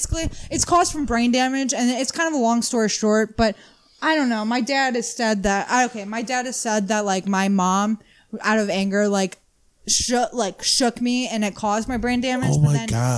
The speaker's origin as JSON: {"language": "English", "area": "Madison, Cleveland", "region": "Ohio", "country": "United States", "tie": "born or raised there", "also_born_or_lived": "Garfield Heights, Ohio", "said": "We bounced around, man. It was Madison, then Cleveland, Garfield, back to Madison, Ohio"}